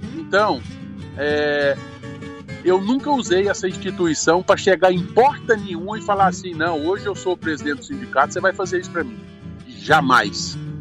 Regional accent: Brazil; eu como brasileiro

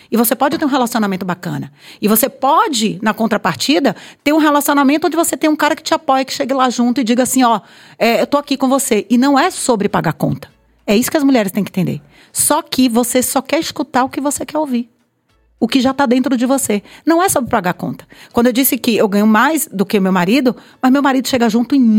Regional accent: Piripiri, Piauí, Brazil; Sou de Piripiri. Eu vim então, de Piripiri.

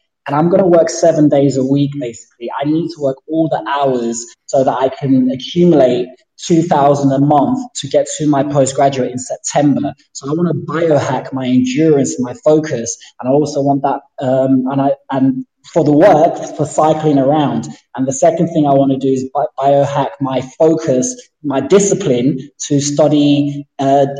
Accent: London, United Kingdom; I'm from London. I live in East London.

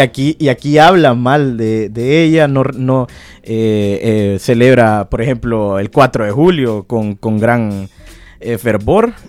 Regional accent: Honduras; antes que hondureño, ciudadano del mundo

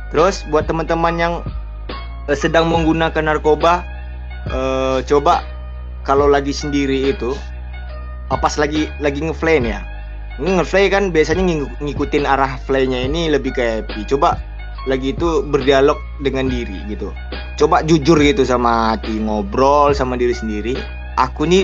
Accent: Pekanbaru, Riau, Indonesia; habis itu di kampung halaman saya sendiri sih Pekanbaru uh, kemarin Polda uh, ngerazia narkoba besar ya kan.

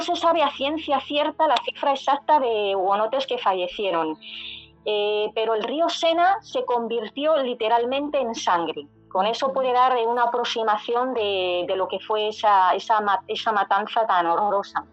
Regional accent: Madrid, Community of Madrid, Spain; yo soy de Madrid, nací aquí en Madrid

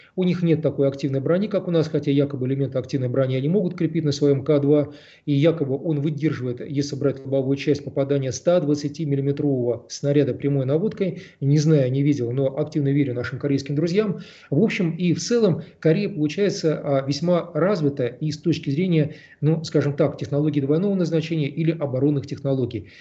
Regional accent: Moscow, Russia; мы, москвичи

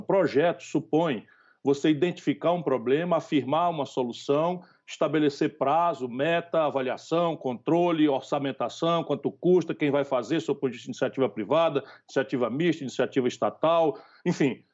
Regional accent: Northeast Brazil, Brazil; accent: nordestino; sou chamado de coroné com esse lindo sotaque nordestino, porque sou daqui

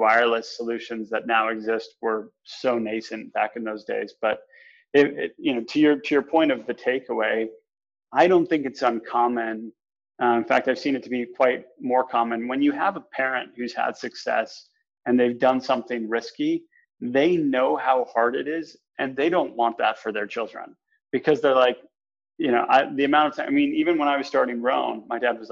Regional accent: New Canaan, Connecticut, United States; also born or lived in Boston, Massachusetts / Salt Lake City, Utah; I grew up in New Canaan, Connecticut

